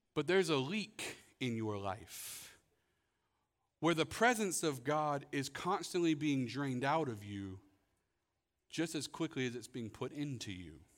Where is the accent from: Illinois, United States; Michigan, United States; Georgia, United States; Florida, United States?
Florida, United States; growing up in Florida